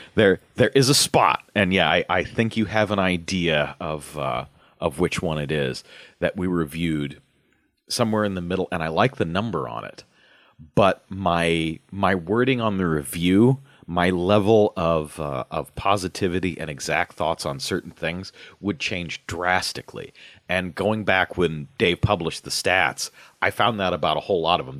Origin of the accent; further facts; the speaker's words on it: Omaha, Nebraska, United States; growing up in Omaha